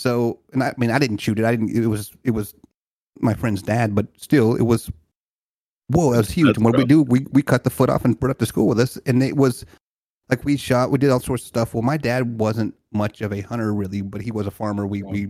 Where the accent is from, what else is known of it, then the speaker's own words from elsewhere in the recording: Louisiana, United States; Louisiana, bro.